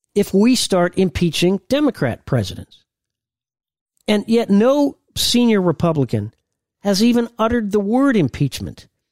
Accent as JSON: {"language": "English", "region": "Indiana", "country": "United States", "said": "I was a a big Purdue guy, I'm from Indiana"}